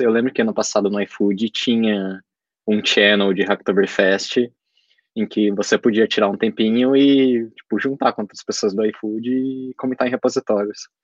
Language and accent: Portuguese; Brazil; eu sou brasileiro